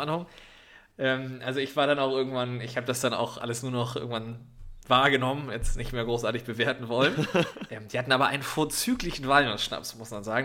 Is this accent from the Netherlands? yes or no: no; Northern Germany, Germany; ich bin ja als Norddeutscher